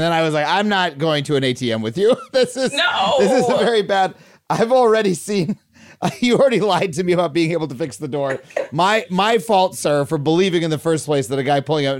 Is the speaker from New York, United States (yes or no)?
yes; New York, United States; moved away as an adult; now in Los Angeles, United States; I'm a New Yorker